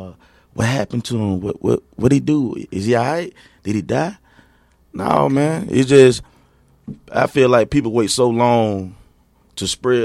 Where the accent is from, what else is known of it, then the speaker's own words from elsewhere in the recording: East Point, Georgia, United States; I'm originally from East Point, Georgia.